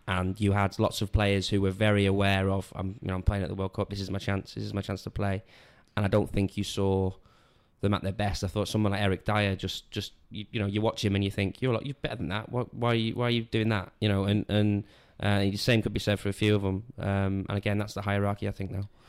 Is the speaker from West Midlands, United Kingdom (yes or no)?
no; Wales, United Kingdom; I'm from Wales